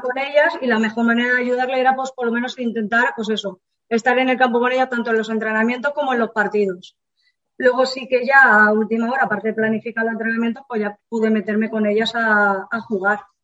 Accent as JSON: {"language": "Spanish", "region": "Andalusia", "country": "Spain", "moved": "yes", "said": "yo vengo de Andalucía, mi padre jugaba en el Linares hace muchísimos años, Entonces, claro, yo desde bien pequeña a mí me llevaba al campo"}